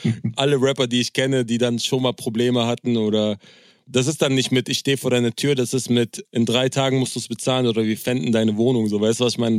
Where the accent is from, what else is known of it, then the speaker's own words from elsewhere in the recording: Berlin, Germany; als Berliner